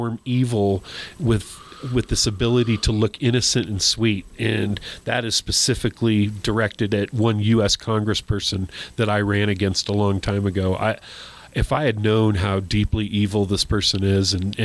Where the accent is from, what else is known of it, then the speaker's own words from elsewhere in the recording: New Mexico, United States; I was born and raised in New Mexico